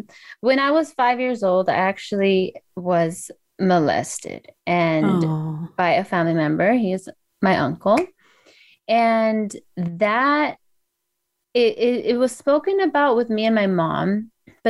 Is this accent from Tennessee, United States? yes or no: no; Los Angeles, California, United States; I grew up in San Fernando Valley of LA County